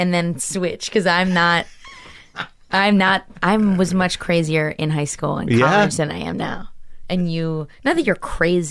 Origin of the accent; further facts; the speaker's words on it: outside Philadelphia, Pennsylvania, United States; accent: Philly; now in New York, United States; And I'm from outside Philly.